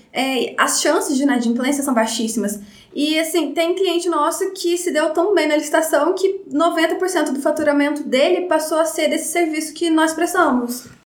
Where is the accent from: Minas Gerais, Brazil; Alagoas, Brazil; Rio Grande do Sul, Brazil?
Minas Gerais, Brazil; Baependi; moved away as an adult; also born or lived in Varginha; eu sou de Bependi